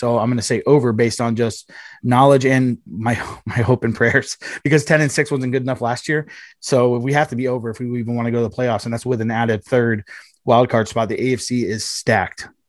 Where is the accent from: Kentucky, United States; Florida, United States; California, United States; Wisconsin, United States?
Florida, United States; Miami; moved away; That's my hometown